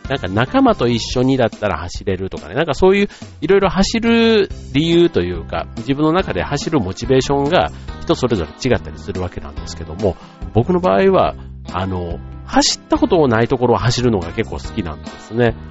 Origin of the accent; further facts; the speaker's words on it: Osaka, Japan; moved away; 大阪のね、僕の実家